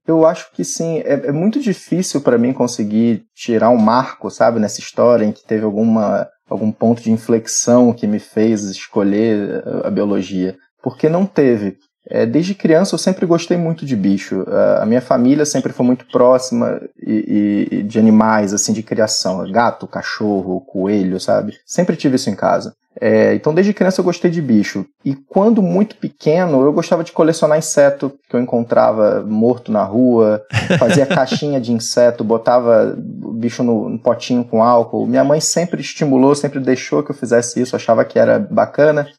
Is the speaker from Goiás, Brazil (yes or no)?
no; Rio de Janeiro, Brazil; accent: carioca; Eu sou carioca, sou nascido e criado aqui no Rio de Janeiro. O sotaque não, não deixa enganar, né?